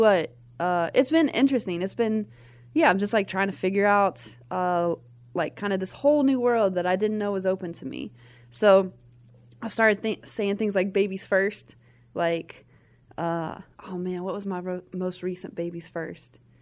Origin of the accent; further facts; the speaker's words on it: Nashville, Tennessee, United States; I'm from Nashville, Tennessee, grew up there